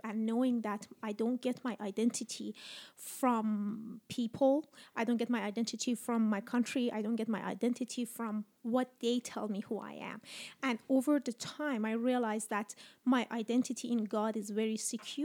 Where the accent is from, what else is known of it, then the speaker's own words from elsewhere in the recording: Iran; English is a second language; moved away as an adult; also born or lived in Dubai; now in Canada; as a woman growing up in Iran